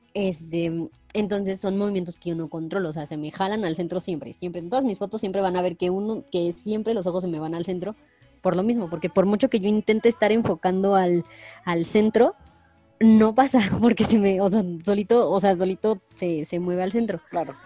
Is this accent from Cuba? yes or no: no; Pachuca, Hidalgo, Mexico; la capital, que es de donde yo soy